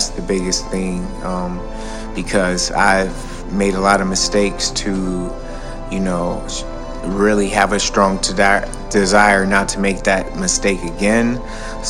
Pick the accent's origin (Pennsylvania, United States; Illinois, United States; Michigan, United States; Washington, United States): Michigan, United States; Detroit; also born or lived in Atlanta / California / Arizona; now in New York, United States; being born and raised in Detroit